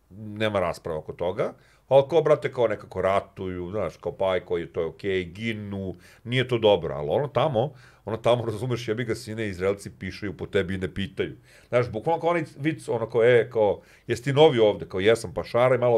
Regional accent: Serbia; ja moram to da kažem kao Srbin, ja sam ponosno sa Srbin

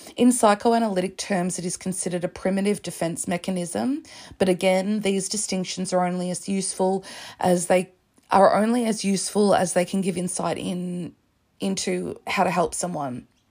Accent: Australia; I'm Australian

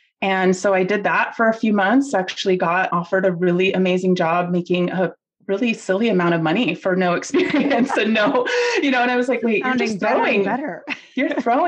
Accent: Lima, Peru; born there; I was born in Lima, Peru. I am Peruvian.

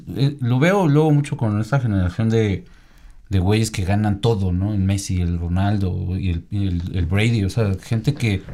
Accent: Mexico; Mexicano también estamos ahí

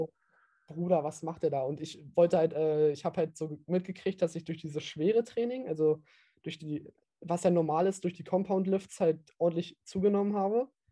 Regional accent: East Germany, Germany; man hört halt, ich bin halt Ossi

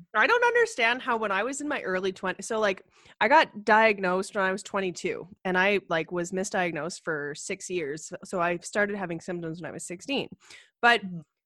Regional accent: Ottawa, Ontario, Canada; moved away as an adult; also born or lived in Calgary; I grew up in Ottawa. And uh like they have about a million people there and I grew up in a suburb there

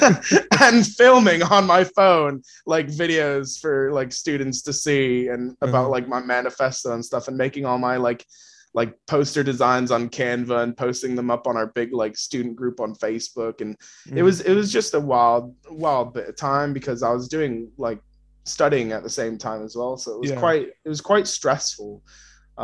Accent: Washington, United States; moved away as an adult; now in United Kingdom; I just love Washington so much. Like, miss my car, miss my friends, miss the mountains

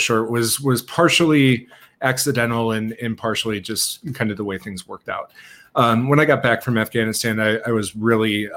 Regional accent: Milwaukee, Wisconsin, United States; I grew up in Milwaukee area

